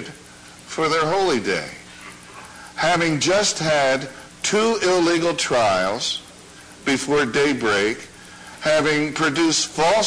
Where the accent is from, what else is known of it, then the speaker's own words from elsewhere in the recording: Baltimore, Maryland, United States; moved away; Mel and I grew up in Baltimore